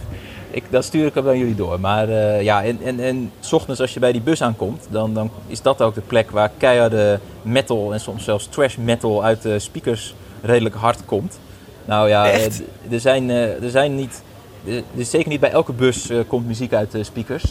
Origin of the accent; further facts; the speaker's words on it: Drenthe, Netherlands; ik kom zelf uit Drenthe